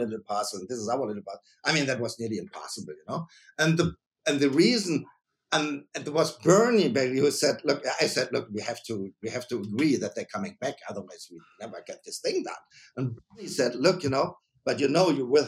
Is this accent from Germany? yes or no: yes; Germany; also born or lived in Mainz; I'm a winemaker from Germany